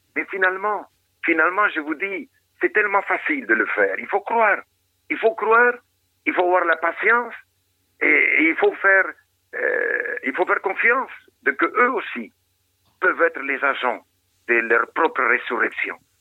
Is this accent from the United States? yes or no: no; Argentina; moved away as an adult; now in Madagascar; j'ai grandi là-bas en Argentine